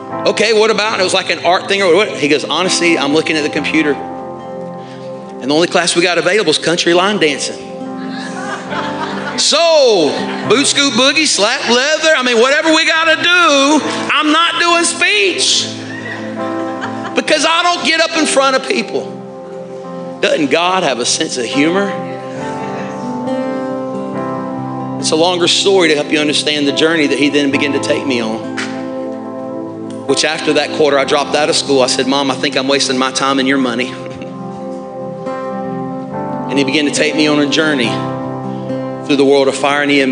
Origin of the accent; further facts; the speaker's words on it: Alabama, United States; moved away; I'm from Alabama